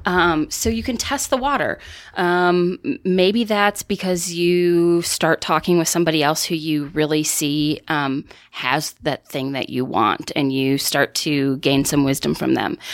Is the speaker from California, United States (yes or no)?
no; northern Wisconsin, United States; growing up in northern Wisconsin